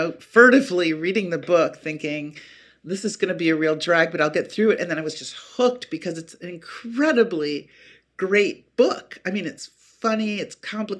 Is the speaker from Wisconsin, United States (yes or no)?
yes; Appleton, Wisconsin, United States; the town where I grew up in Wisconsin